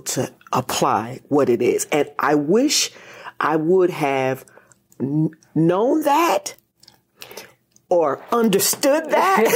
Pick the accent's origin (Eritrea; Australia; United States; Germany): United States; Reading, Pennsylvania; now in Washington, D.C., United States; I'm from Reading, Pennsylvania